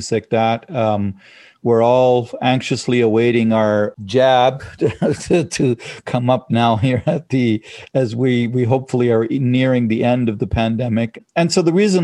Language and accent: English; Germany; moved away; my background and growing up in Germany and stuff like that and training there